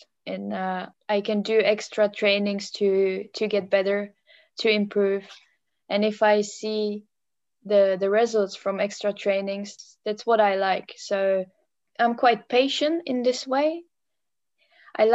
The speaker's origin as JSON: {"language": "English", "country": "Czechia", "also_born_or_lived": "Netherlands / Germany / England / Australia", "second_language": "English", "moved": "as an adult"}